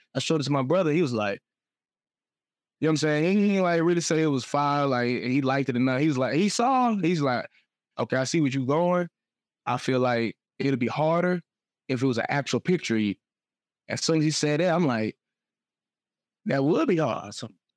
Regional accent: Atlanta, Georgia, United States; also born or lived in Smyrna, Georgia / Beijing, China; I'm from Atlanta.

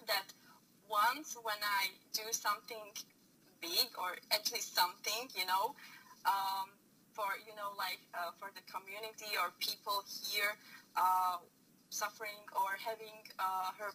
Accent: Bratislava, Bratislava Region, Slovakia; I'm from Slovakia, from the capital, so Bratislava

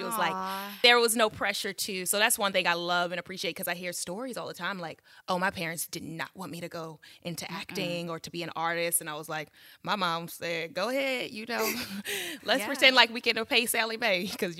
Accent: Baltimore, Maryland, United States; moved away as an adult; also born or lived in New York; I'm from Baltimore.

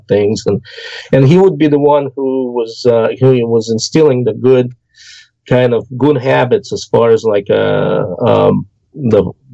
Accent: Orenburg, Orenburg Oblast, Russia; moved away; I grew up in the Urals. In the south foothills of southern Urals, in the city of Orenburg

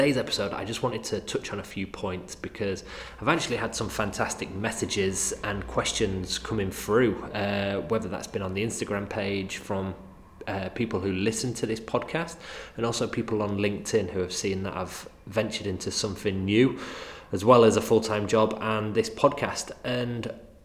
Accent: Manchester, North West England, United Kingdom; accent: Mancunian; my crazy Mancunian accent

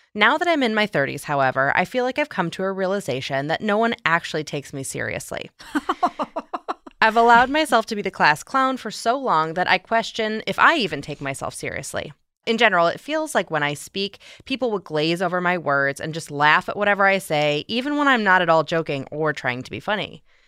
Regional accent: outside Chicago, Illinois, United States; accent: Midwestern; I'm from outside Chicago

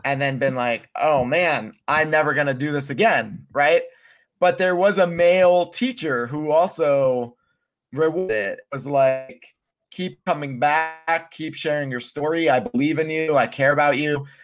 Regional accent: Pennsylvania, United States; moved away as an adult; Pennsylvania does a lot right. Um, that's why I moved out when I was 18

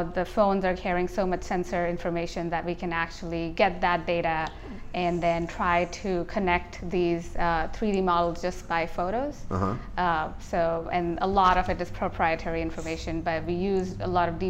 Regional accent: India; moved away as an adult; I grew up in India

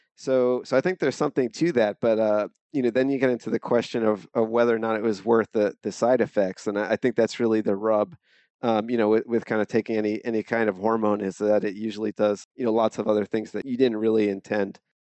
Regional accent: Mount Laurel, New Jersey, United States; moved away as an adult; also born or lived in San Diego; now in Bay Area, United States; I grew up in New Jersey, it's, uh, South Jersey. It's a town called Mount Laurel

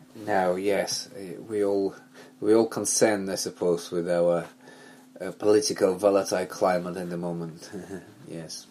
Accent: Belarus; moved away as an adult; now in London, United Kingdom; growing up in Belarus, back then USSR

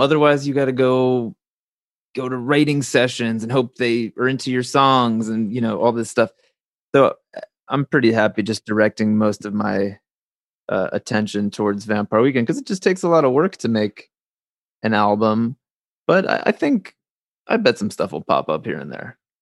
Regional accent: New Jersey, United States; the little town I grew up in New Jersey

